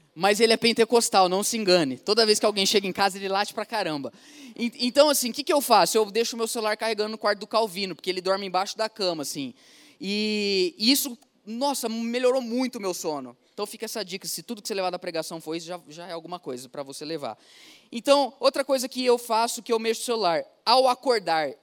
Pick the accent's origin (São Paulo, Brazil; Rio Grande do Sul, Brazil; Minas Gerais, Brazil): São Paulo, Brazil; Ribeirão Preto; eu sou de Ribeirão Preto, interior de São Paulo, 300 quilômetros daqui, lugar onde a gente fala Porta Verde